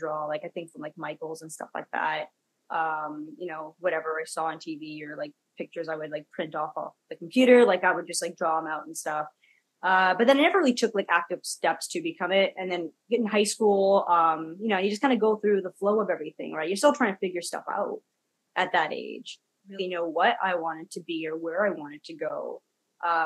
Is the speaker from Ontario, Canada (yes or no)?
no; Kelowna, British Columbia, Canada; also born or lived in Ladner; I'm third generation Canadian. I grew up in Kelowna